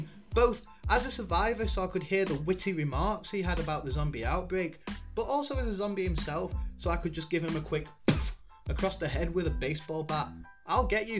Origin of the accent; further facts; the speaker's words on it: United Kingdom; I'm a Brit